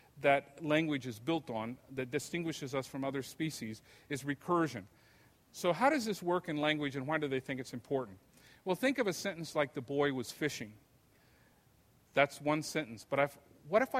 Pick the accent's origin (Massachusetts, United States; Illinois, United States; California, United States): California, United States; Imperial Valley; I was growing up in Imperial Valley, California.